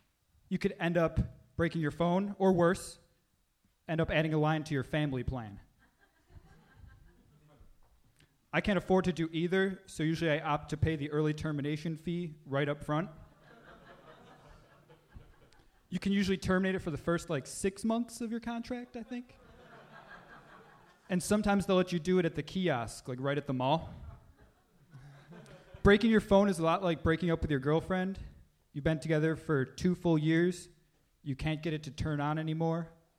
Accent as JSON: {"language": "English", "town": "Buffalo", "region": "New York", "country": "United States", "said": "Buffalo, New York."}